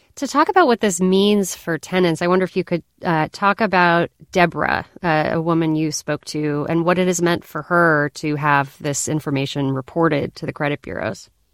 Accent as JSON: {"language": "English", "region": "Colorado", "country": "United States", "tie": "born or raised there", "said": "When I was a kid growing up in Colorado, my family had a ritual."}